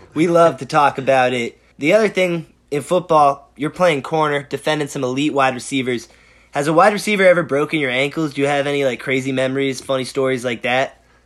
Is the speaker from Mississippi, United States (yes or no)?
no; Boston, Massachusetts, United States; we're from Boston